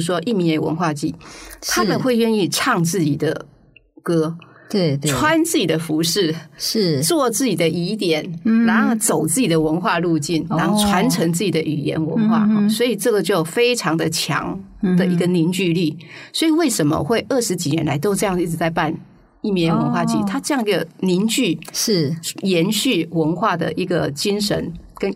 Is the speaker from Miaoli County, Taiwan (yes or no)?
yes; Miaoli County, Taiwan; 我我自己来自苗栗，